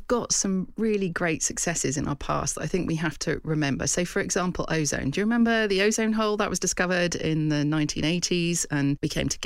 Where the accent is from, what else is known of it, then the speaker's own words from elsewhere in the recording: West Kent, South East England, United Kingdom; I come from West Kent, you know, part of southeast England that doesn't have mountains or extreme winters or anything like